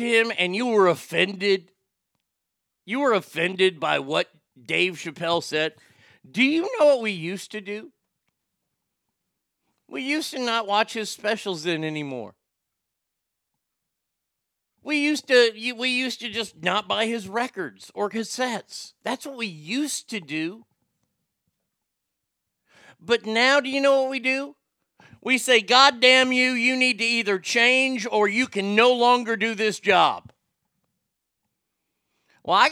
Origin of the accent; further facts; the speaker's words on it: Texas, United States; I was raised in Texas. And in Texas here, we don't have a lot of Jewish people